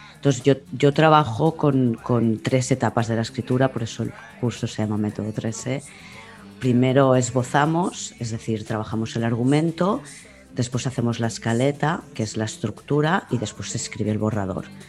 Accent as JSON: {"language": "Spanish", "town": "Barcelona", "region": "Catalonia", "country": "Spain", "tie": "born or raised there", "said": "Nací en Barcelona capital, sí. Y durante mi infancia viví en, en Barcelona capital"}